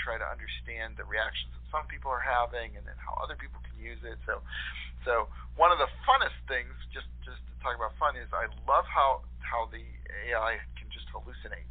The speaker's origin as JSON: {"language": "English", "town": "Latrobe", "region": "Pennsylvania", "country": "United States", "tie": "born or raised there"}